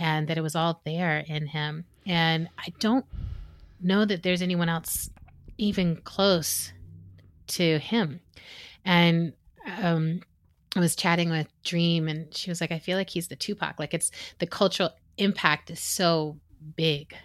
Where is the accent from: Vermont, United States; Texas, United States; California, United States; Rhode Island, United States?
Texas, United States; All of us are from Texas.